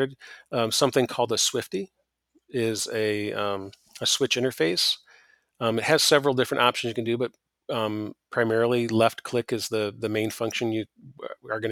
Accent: Michigan, United States; I'm from Michigan

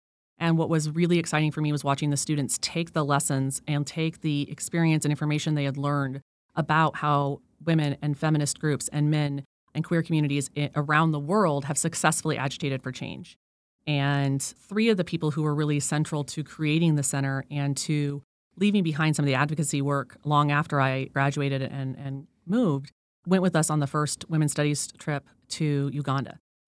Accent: Colorado Springs, Colorado, United States; also born or lived in Monterey, California / Wyoming / Florida / Georgia; I was born in Monterey. I was a military brat. Dad was in the Army. So I lived in Colorado, Wyoming, Florida, Georgia, Texas, and I spent most of my life in Colorado Springs, Colorado, near Fort Carson.

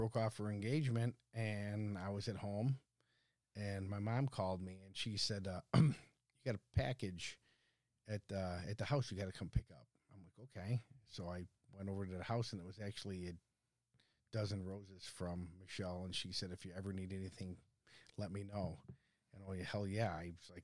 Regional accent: Bensenville, Illinois, United States; also born or lived in Algonquin, Illinois; I grew up in Bensonville, Illinois. Grew up there, played sports as a young kid. My father and I and our family moved to Algonquin in 1979

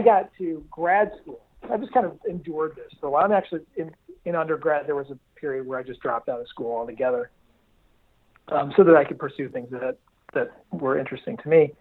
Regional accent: Detroit, Michigan, United States; I grew up in the Detroit area. Um, my dad's a car guy, and so I, I grew up in suburban Detroit

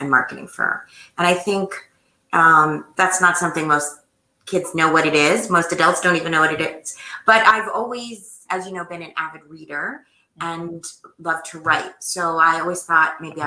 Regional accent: New Jersey, United States; also born or lived in Boston / Washington, D.C. / New York / Philadelphia; I grew up in New Jersey, where I still live

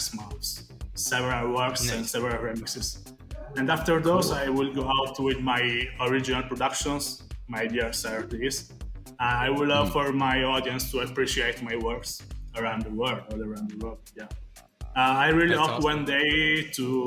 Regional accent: Italy; also born or lived in Florence, Italy; I am from Italy. I usually live and work in the wonderful Florence.

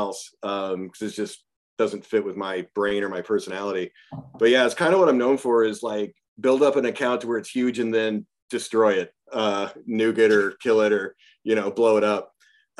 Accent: Springfield, Missouri, United States; also born or lived in Kansas / Shell Knob, Missouri; I was born in Kansas, raised in Missouri

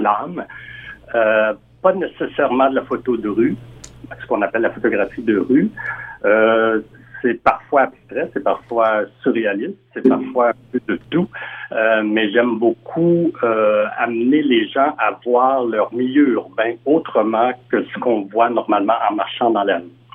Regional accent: Western Canada, Canada; moved away as an adult; now in Montreal, Canada; je suis originaire de l'Ouest canadien

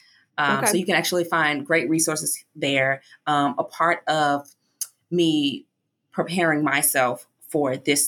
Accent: Chicago, Illinois, United States; also born or lived in Hawaii; now in Baltimore, United States; I'm actually from Chicago originally

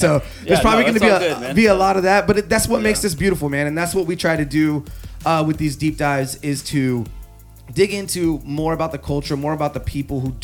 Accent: Sunnyside, Washington, United States; I grew up in the Valley

